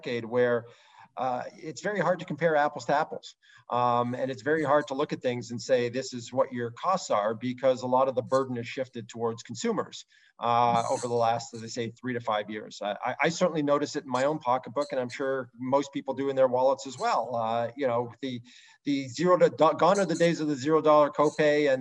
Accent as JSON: {"language": "English", "country": "Canada", "said": "I'm Canadian"}